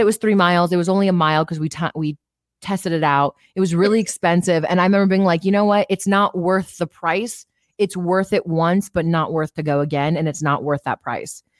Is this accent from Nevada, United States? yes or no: yes; Las Vegas, Nevada, United States; I grew up in Vegas my whole life